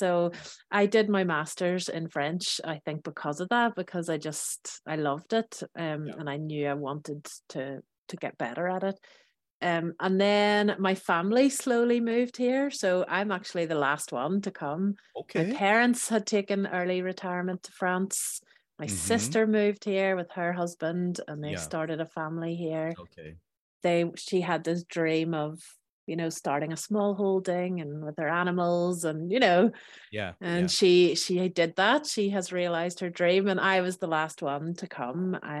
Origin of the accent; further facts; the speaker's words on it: Belfast, Northern Ireland, United Kingdom; So I am originally from Belfast in Northern Ireland.